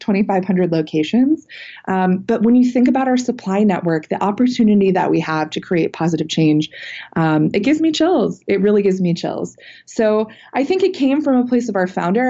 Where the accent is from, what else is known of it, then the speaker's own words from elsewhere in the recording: Cleveland, Ohio, United States; born and raised in Cleveland, Ohio, real Midwestern girl